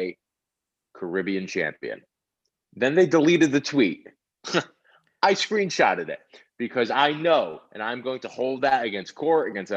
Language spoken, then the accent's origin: English; New Haven, Connecticut, United States; I was born in New Haven, Connecticut, and there used to be the New Haven Coliseum that used to be there